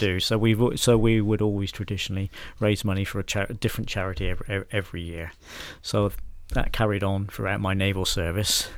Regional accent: Bridport, South West England, United Kingdom; also born or lived in Piddletrenthide, Dorset; I am a Dorset man, and my hometown is a town called Bridport

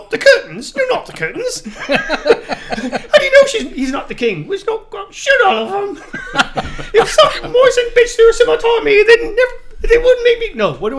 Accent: Canada; well, I'm Canadian.

